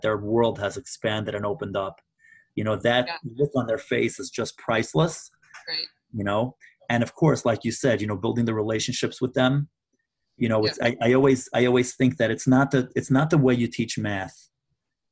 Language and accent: English; New York, United States; I'm from New York